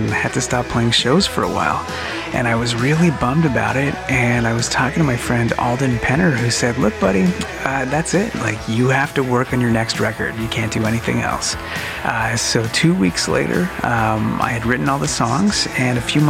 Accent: Montreal, Quebec, Canada; We're from Montreal, Quebec.

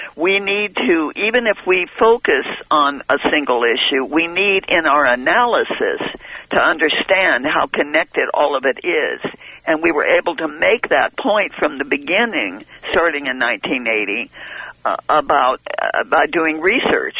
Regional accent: San Luis Obispo, California, United States; moved away; I came from San Luis Obispo

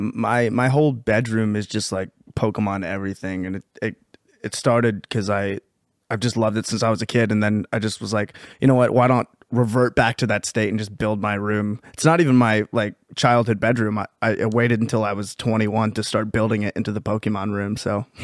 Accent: Pennsylvania, United States; we're from Pennsylvania

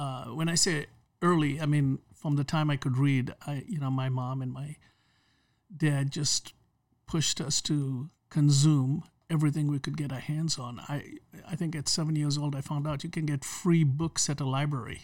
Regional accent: Kenya; moved away; I grew up in Kenya, uh, under the British colony system

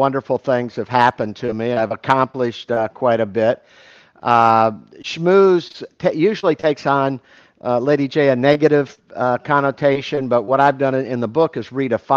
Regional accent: Fort Lauderdale, Florida, United States; also born or lived in Detroit, Michigan / Tampa, Florida; Our family moved when I was 5. I was raised in Fort Lauderdale

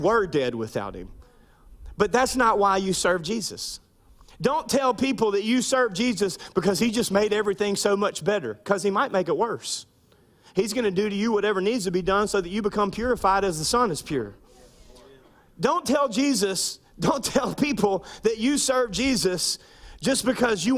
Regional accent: Minden, Louisiana, United States; I grew up in Minden, Louisiana

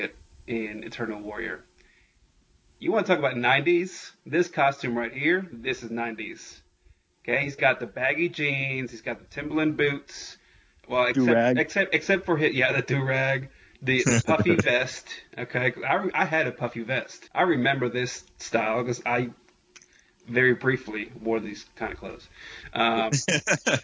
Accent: New York, United States; I grew up in New York

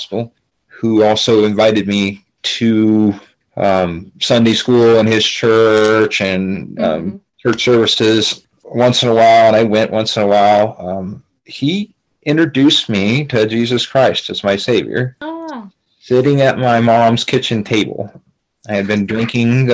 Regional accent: Sheridan, Wyoming, United States; moved away as an adult; also born or lived in Oklahoma / South Dakota / Idaho; now in Kellogg, United States; I grew up in Sheridan, Wyoming

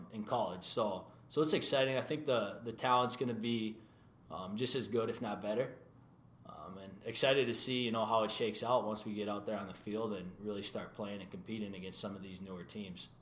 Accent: New Hope, Minnesota, United States; Minnesota boy my whole life, born and raised in New Hope.

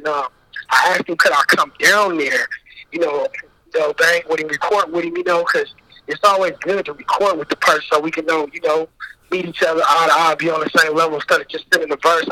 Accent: Richmond, California, United States; I'm from Richmond, California

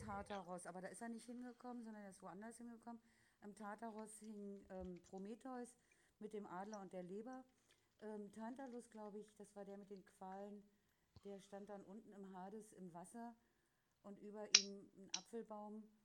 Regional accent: West Germany, Germany; als Wessi

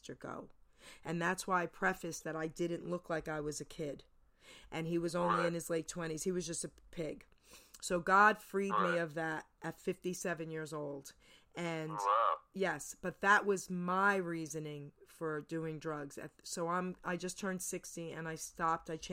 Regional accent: New Jersey, United States; also born or lived in New York; I was born and raised in New York, grew up in New Jersey

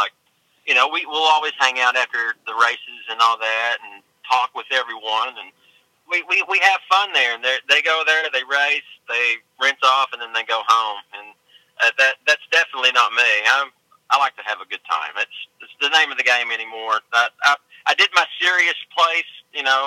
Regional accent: Elkhorn City, Kentucky, United States; moved away as an adult; now in Pennsylvania, United States; originally I'm from a little town in eastern Kentucky called Elkhorn City

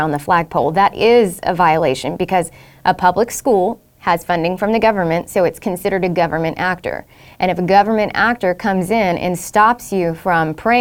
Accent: Southeast Texas, United States; We grew up in Southeast Texas

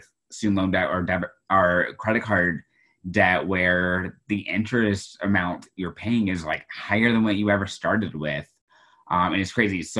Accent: Houston, Texas, United States; now in Iowa, United States; my school district growing up in Houston, Texas

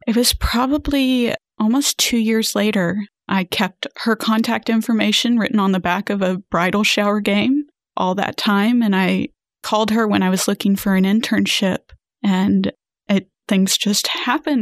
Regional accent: Houston, Texas, United States; also born or lived in San Antonio; I grew up in the Houston area.

